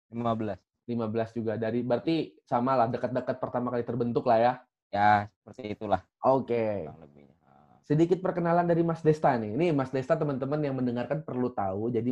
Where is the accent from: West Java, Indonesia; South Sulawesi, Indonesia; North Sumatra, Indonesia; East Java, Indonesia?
West Java, Indonesia; Bekasi; Saya aslinya Bekasi.